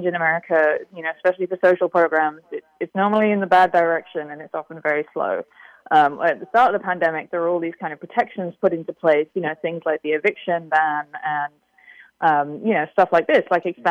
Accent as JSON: {"language": "English", "country": "United Kingdom", "said": "I'm from Britain"}